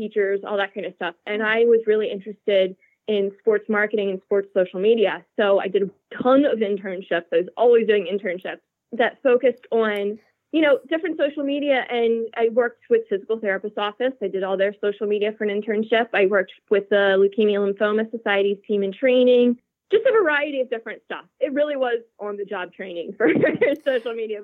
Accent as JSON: {"language": "English", "town": "Lancaster", "region": "Pennsylvania", "country": "United States", "said": "I'm from Lancaster, Pennsylvania, which is, you know, central PA, Amish country"}